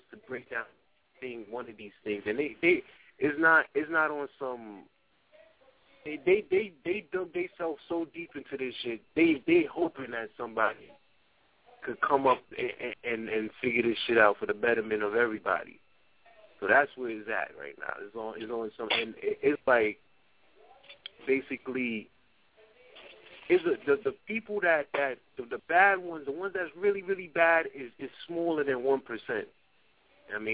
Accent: New York City, New York, United States; I'm from the Bronx, man. That's my hometown

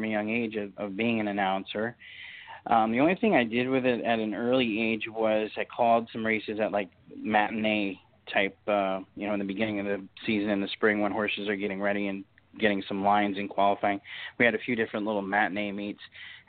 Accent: New Hampshire, United States; moved away; I grew up in New Hampshire

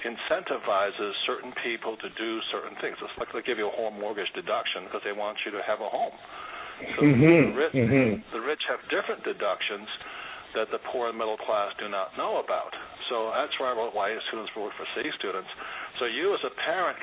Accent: United States; I'm Japanese American

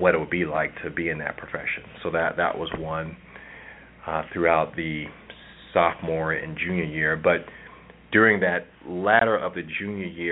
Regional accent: Philadelphia, Pennsylvania, United States; moved away; I'm originally from Philadelphia

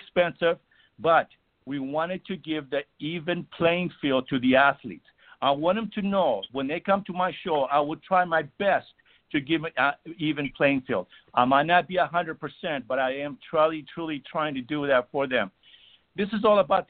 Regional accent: Greece; moved away; where I was born in Greece, Olympia was about 60 miles away from us

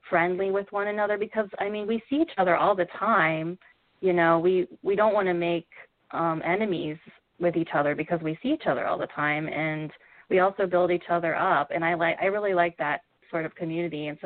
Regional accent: Midwest, United States; growing up in the Midwest, especially, um, you're kind of like you.

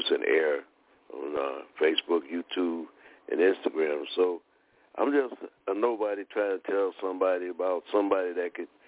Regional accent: Detroit, Michigan, United States; now in College Park, United States; I'm originally from Detroit moved to College Park, Georgia

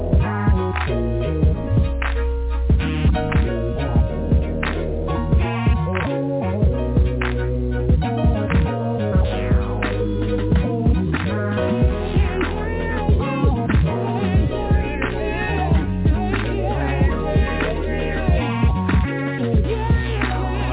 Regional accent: United States; We from America.

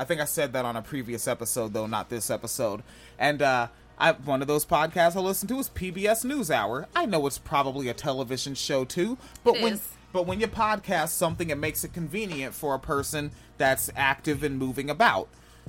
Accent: Washington, United States; moved away as an adult; also born or lived in Florida; I'm from Washington State. And then I lived in Florida for the majority of my adulthood. I'm very coastal.

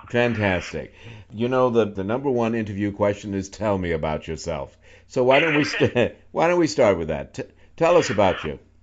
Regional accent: New York, United States; moved away as an adult; now in Charlottesville, United States; I'm from New York and lived most of my adult life in New York

